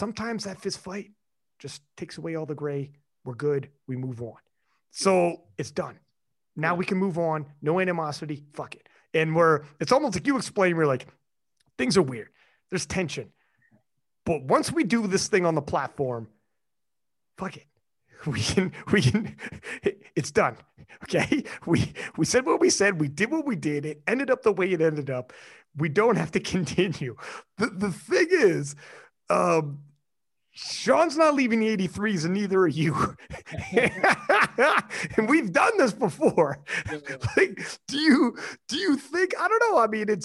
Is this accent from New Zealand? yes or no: no; Canada; I'm Canadian, man. It's big up here